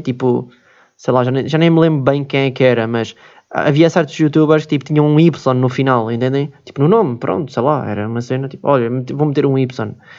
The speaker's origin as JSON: {"language": "Portuguese", "country": "Switzerland", "tie": "born or raised there", "moved": "yes", "lives_now": "Portugal", "said": "nasci na Suíça, né? E pronto, nasci na Suíça"}